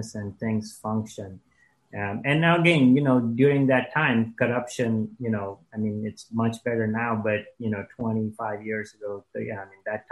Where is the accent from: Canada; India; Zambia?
India; also born or lived in Dayton, Ohio, United States; now in United States; my parents got divorced, went back to India, grew up there